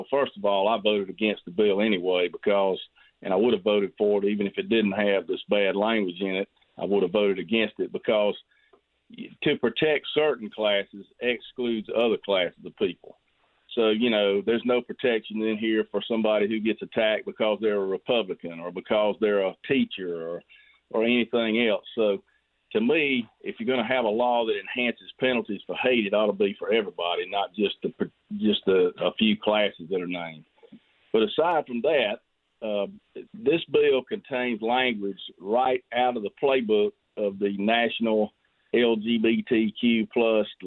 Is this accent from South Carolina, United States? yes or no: yes; Greenwood, South Carolina, United States; I'm I'm mainly from Greenwood. I do have some of Laurens.